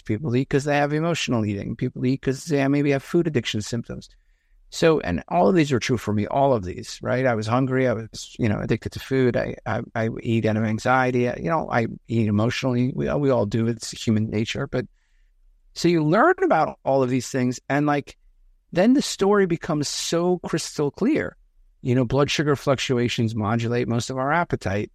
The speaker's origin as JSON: {"language": "English", "region": "outside of New York City", "country": "United States", "tie": "born or raised there", "said": "I grew up outside of New York City."}